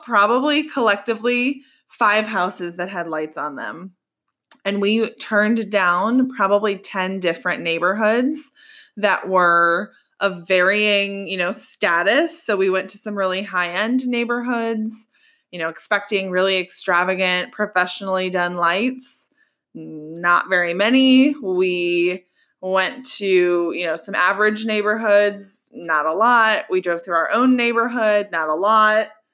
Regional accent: Colorado, United States; moved away as an adult; now in Georgia, United States; I grew up in Colorado

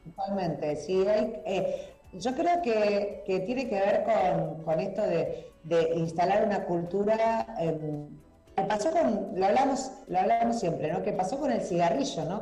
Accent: Rosario, Santa Fe, Argentina; somos rosarinos y rosarinas, claro. somos santafesinos y santafesinas

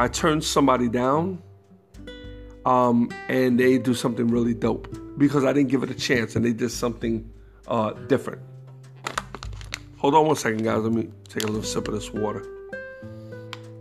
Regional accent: New York City, New York, United States; New York City, my New York heritage, you know. So you know, growing up in New York

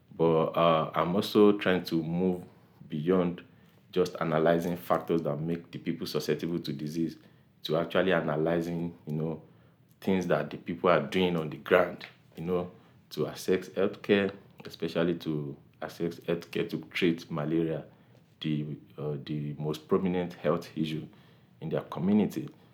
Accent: Nigeria; growing up in Nigeria

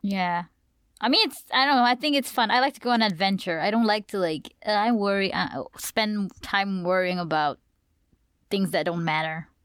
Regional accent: Malaysia; accent: Malaysian; I'll speak full-blown in my Malaysian accent

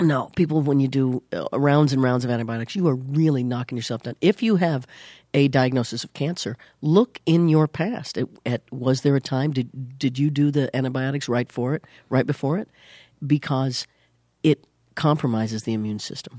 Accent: Leavenworth, Kansas, United States; moved away; I was born in Leavenworth, Kansas

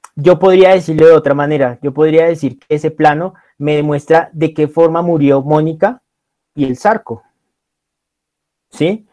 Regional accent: Colombia; uno como colombiano

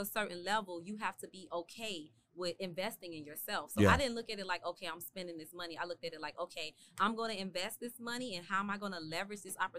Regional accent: Memphis, Tennessee, United States; also born or lived in Miami; Yeah, but Memphis, I graduated from high school in Memphis.

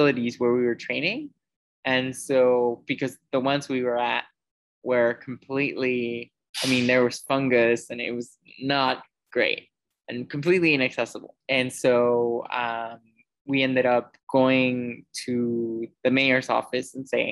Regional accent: Mexico; also born or lived in United States; growing up with CP was definitely, in Mexico specifically, was definitely challenging

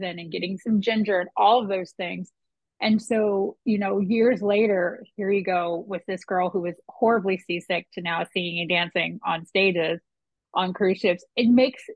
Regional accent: Potomac, Maryland, United States; I grew up in Potomac

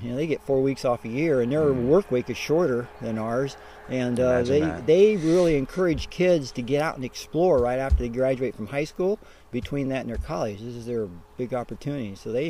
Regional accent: Nebraska, United States; moved away as an adult; also born or lived in Colorado / Garmisch, Germany; growing up in Nebraska, I never even been out of the state of Nebraska growing up the first 18 years until I got into college

